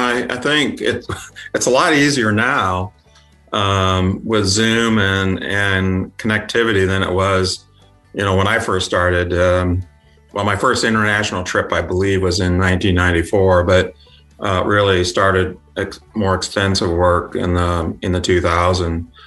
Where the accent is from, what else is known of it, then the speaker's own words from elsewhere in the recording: Yorkville, Illinois, United States; moved away; also born or lived in Kansas; came from a small town. It's called Yorkville. It's about an hour and a half drive from Chicago.